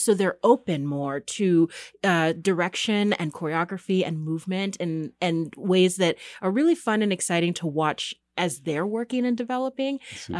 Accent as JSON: {"language": "English", "region": "California", "country": "United States", "moved": "yes", "said": "I come from the San Francisco Bay Area, where we're competing with the booming tech industry"}